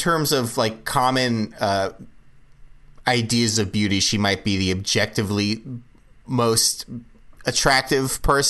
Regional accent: Los Angeles, California, United States; When I was young and growing up in the Los Angeles area

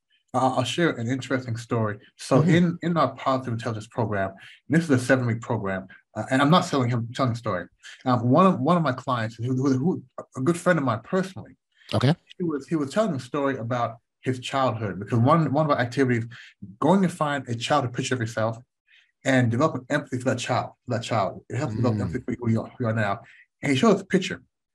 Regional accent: United States; growing up in the United States, because we weren't born there, We never had this slave mentality.

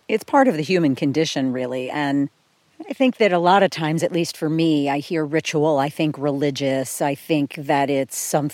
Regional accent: outside of Philadelphia, Pennsylvania, United States; When I was a kid, I grew up outside of Philadelphia

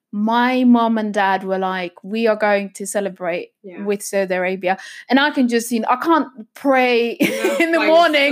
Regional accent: Elverum, Innlandet, Norway; born there; also born or lived in Egypt; I was born in Norway. I was born in a little town called Elverum. It's in the southern part of Norway, actually.

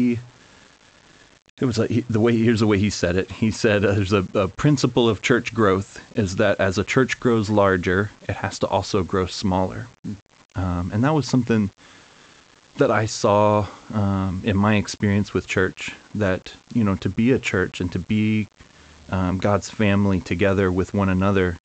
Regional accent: Northern Kentucky, United States; I grew up in Northern Kentucky, been here my whole life

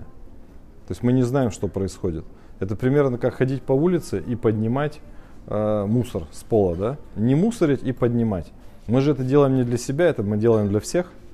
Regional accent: Russia; мы родились с вами в Российской Федерации. Это же всем понятно, да? Мы живем в городе Пермь

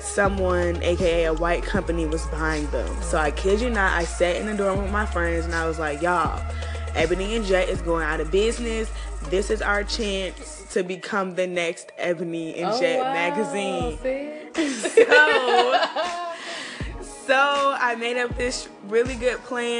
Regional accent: Chicago, Illinois, United States; moved away as an adult; now in Tuskegee, United States; I'm from Chicago, Illinois.

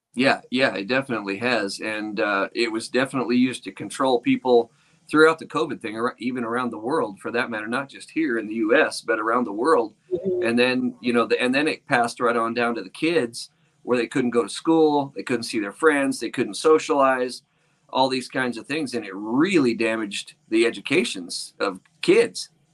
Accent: a little north of Sacramento, Northern California, United States; moved away as an adult; now in Nevada, United States; I'm in rural Nevada now. I used, uh, but I'm originally from California

